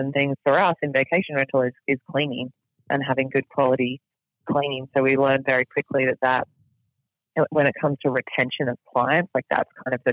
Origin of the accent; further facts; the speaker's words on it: Australia; now in United States; I'm still an Australian citizen, and then I'm a resident of the United States